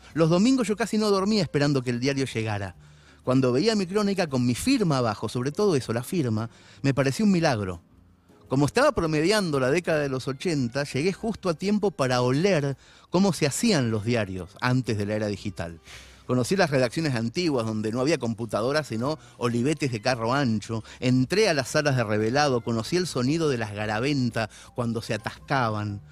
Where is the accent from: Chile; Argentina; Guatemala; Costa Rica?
Argentina; Mercedes; moved away; a los 13 años empecé a cubrir la liga para el diario de mi pueblo